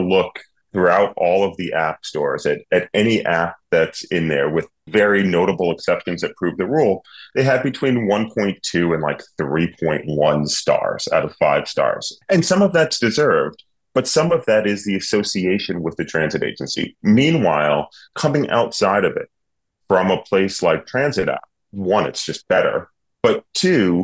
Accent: New York City, New York, United States; moved away as an adult; now in Cambridge, Massachusetts, United States; I was born and bred in New York City in Manhattan.

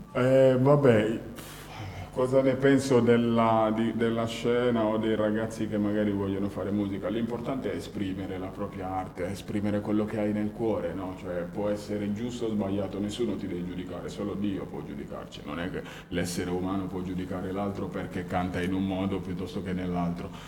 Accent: Guinea; now in Turin, Italy; io sono appunto nato in Guinea nell'89 e all'età di 8 anni ho perso prima mio padre e poi già ero trasferito qua a, Torino

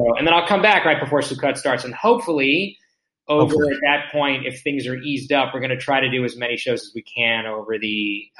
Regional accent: Israel; born there; So, I was born here. I was born in Israel.

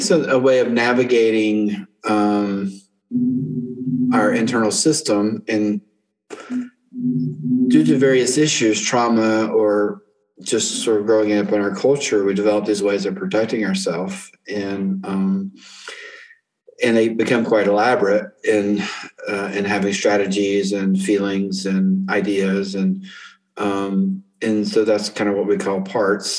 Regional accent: North Carolina, United States; moved away as an adult; also born or lived in Colorado / Korea / Denver; I'm native to North Carolina. I grew up here and I lived in Colorado and Korea for a while

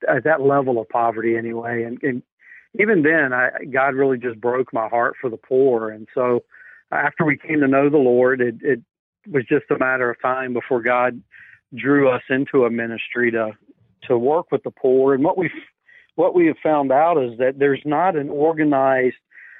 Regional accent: the Bible Belt, United States; moved away as an adult; also born or lived in Brazil; I grew up in the Bible Belt, but I didn't grow up in a Christian home

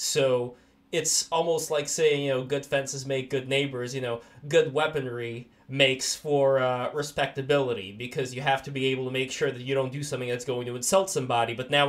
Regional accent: Saint Petersburg, Russia; now in United States; my mom is Jewish and we're originally from Russia, from St. Petersburg, USSR.

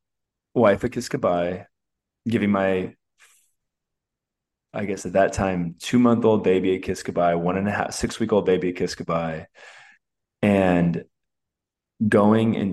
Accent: Alameda, California, United States; I'm from the East Bay. I'm from Oakland, California. I'm actually from Alameda, California

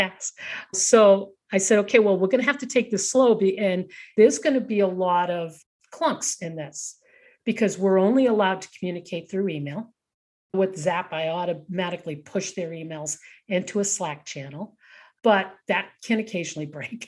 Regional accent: Boston, Massachusetts, United States; moved away; also born or lived in Rocky Mountains; I grew up in Boston and lived all those years in the Rocky Mountains

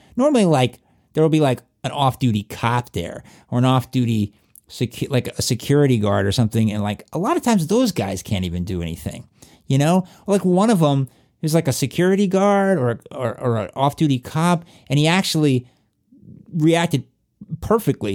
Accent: southwestern Virginia, United States; accent: southwestern Virginia; my southwestern Virginia accent

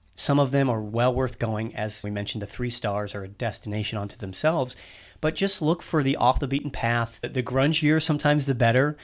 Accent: United States; as an American

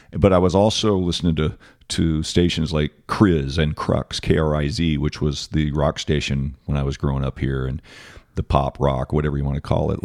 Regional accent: Phoenix, Arizona, United States; I grew up in Arcadia

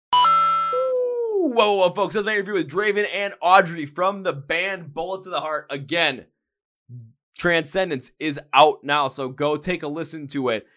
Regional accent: Milwaukee, Wisconsin, United States; I'm from Milwaukee, Wisconsin. I'm from the place where, you know, beer flows like water.

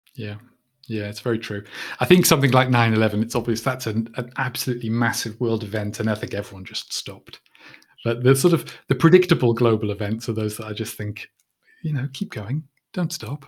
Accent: United Kingdom; I'm a Brit

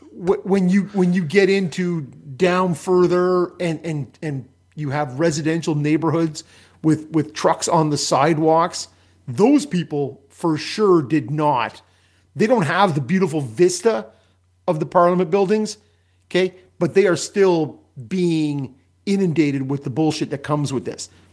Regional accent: Canada

